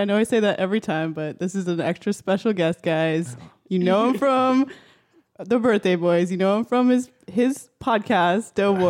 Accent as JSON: {"language": "English", "country": "Canada", "said": "I'm Canadian."}